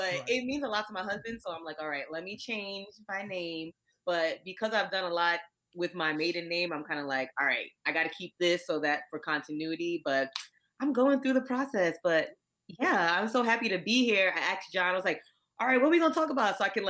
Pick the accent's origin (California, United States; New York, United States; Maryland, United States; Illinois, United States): New York, United States; New York City; now in Philadelphia, United States; So like John said, I hail from Queens, New York. I do live in Philadelphia now.